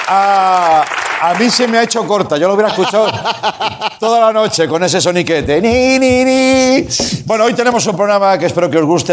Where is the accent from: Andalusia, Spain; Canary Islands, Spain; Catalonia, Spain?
Catalonia, Spain; Reus; Reus, por cierto, mi, ciudad